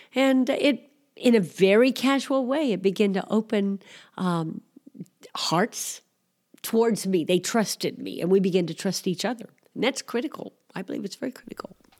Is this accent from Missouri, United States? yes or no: yes; Missouri, United States; moved away as an adult; also born or lived in Greece; I grew up in Missouri, although I am Greek American